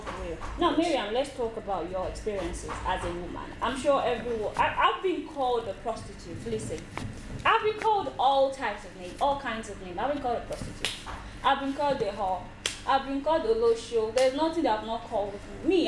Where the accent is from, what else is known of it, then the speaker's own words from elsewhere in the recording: Nigeria; I am a Nigerian lady